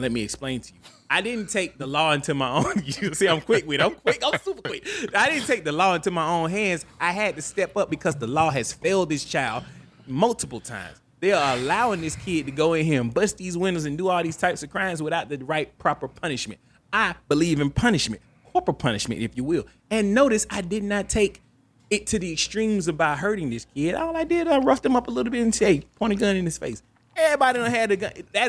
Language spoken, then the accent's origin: English; the South, United States; I am an American, and I'm entitled to my own prejudices. This is an American, and I'm Southern. You should expect this type of attitude from me. I'm from the South.